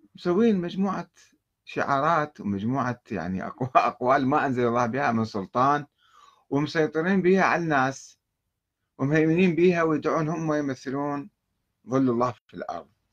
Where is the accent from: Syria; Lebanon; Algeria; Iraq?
Iraq; عندنا بالعراق